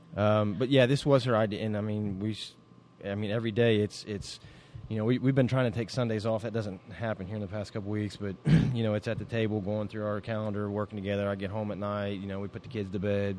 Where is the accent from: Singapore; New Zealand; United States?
United States; Middletown; we're from Middletown